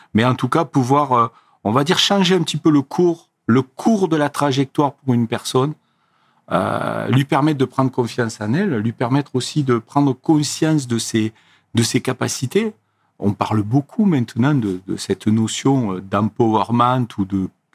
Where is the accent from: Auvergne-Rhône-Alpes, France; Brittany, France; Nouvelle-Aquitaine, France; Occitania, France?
Occitania, France; Lozère; moved away as an adult; also born or lived in Montpellier; je suis originaire de Lozère